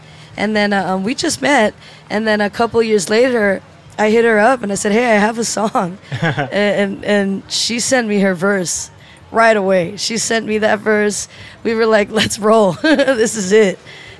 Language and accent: English; Hawaii, United States; moved away as an adult; now in California, United States; Yeah, I grew up in Hawaii.